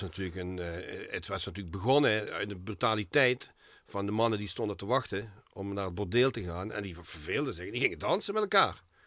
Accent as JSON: {"language": "Dutch", "town": "Geleen", "region": "Limburg", "country": "Netherlands", "tie": "born or raised there", "lives_now": "Heerlen, Netherlands", "said": "Ik ben geboren in Geleen"}